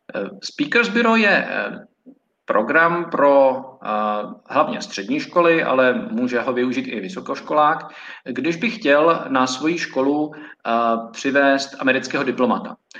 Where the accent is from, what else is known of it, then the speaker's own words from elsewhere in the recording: Prague, Czechia; also born or lived in Reading, England; já jsem z Prahy a nebydlel jsem nikdy na koleji